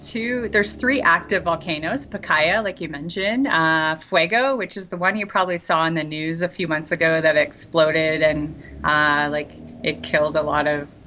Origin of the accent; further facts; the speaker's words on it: Canada; now in Antigua, Guatemala; I speak French and English because uh, I'm Canadian. Um, but I had to learn Spanish when I came here because his family doesn't speak English.